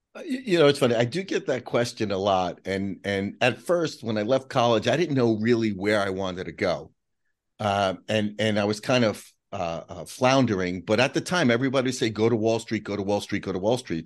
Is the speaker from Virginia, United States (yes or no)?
no; New York City, New York, United States; we grew up in Whitestone, Queens